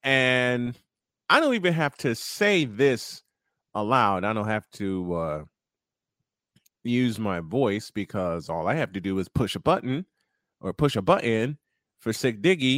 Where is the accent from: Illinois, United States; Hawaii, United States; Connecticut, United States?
Illinois, United States; Chicago; my hometown of Chicago.